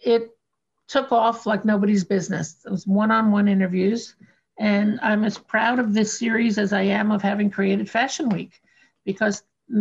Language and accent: English; New York, United States; growing up in New York